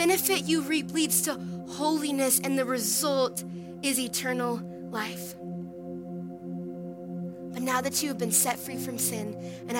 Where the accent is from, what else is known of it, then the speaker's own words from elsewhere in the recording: Minnesota, United States; now in Texas, United States; I grew up in Minnesota